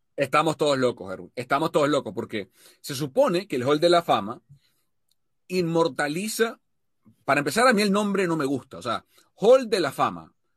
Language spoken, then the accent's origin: Spanish; Venezuela; como venezolano